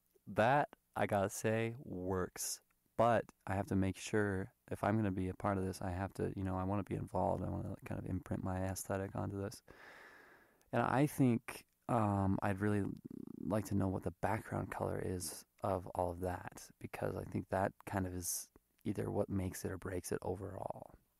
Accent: United States; So, I mean, I'm American, but, you know, my parents are Thai, I look Thai, whatever.

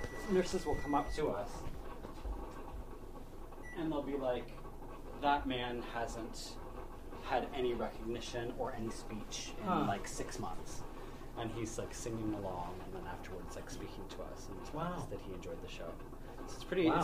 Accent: just outside of Ottawa, Ontario, Canada; I grew up in just outside of Ottawa

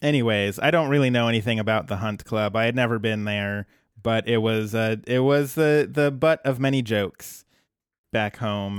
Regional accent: New Jersey, United States; moved away; back home, in my hometown

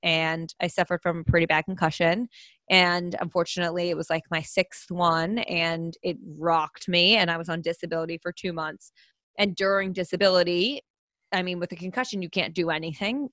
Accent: New Jersey, United States; also born or lived in Pennsylvania; I am originally from New Jersey

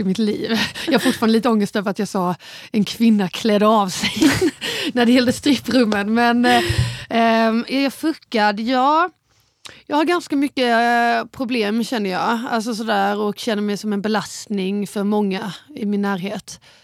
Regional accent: Båstad, Skåne, Sweden; jag växte upp på Bjärehalvön i Båstad.

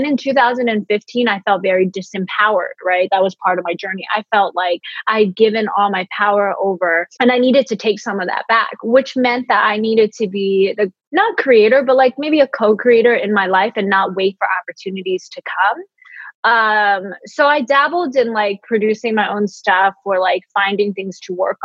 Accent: San Francisco, California, United States; moved away as an adult; now in Los Angeles, United States; growing up as an immigrant kid in San Francisco

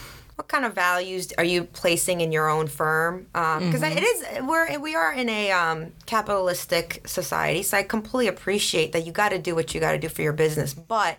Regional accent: Sweden; now in Atlanta, United States; I grew up in Sweden, so we had very open dialogues in class

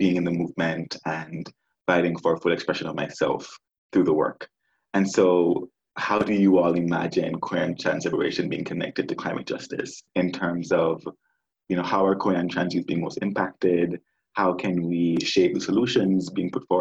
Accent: Kingston, Jamaica; moved away as an adult; now in United States; I grew up in Jamaica for 18 years. In Kingston, our capital city, and I migrated to the States in 2016

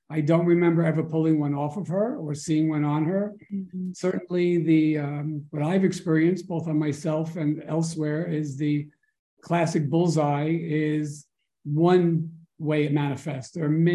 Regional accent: New York City, New York, United States; I grew up in Forest Hills, Queens. We didn't have a lot of open space there

